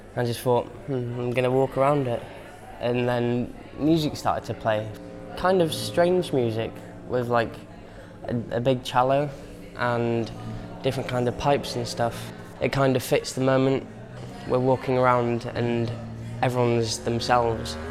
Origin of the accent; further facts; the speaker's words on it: Bangor, Wales, United Kingdom; also born or lived in Bethesda; I was brought up in Bangor, Bethesda